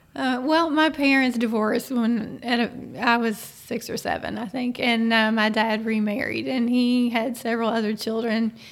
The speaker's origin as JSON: {"language": "English", "town": "Frankfort", "region": "Kentucky", "country": "United States", "tie": "born or raised there", "said": "I grew up here"}